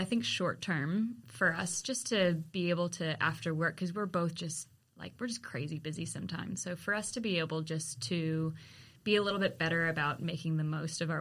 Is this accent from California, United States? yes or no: yes; Walnut Creek, California, United States; moved away; I grew up in Walnut Creek